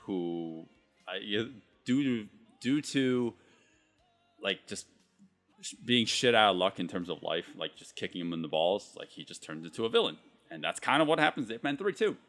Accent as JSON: {"language": "English", "country": "United States", "said": "I'm Chinese American."}